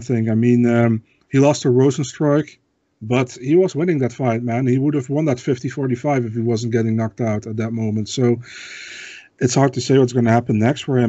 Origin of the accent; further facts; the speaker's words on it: Netherlands; English is a second language; I'm from the Netherlands